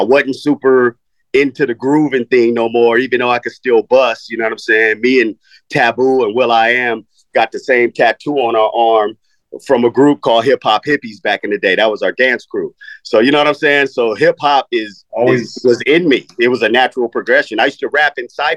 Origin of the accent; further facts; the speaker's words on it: Los Angeles, California, United States; also born or lived in Tennessee; I was born in Tennessee, but my parents moved me to Los Angeles when I was 4 years old. So I'm a West Coaster